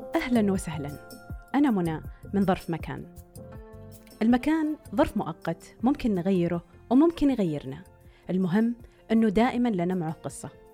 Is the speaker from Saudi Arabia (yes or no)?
yes; Saudi Arabia; صار في تنظيم عندنا بالسعودية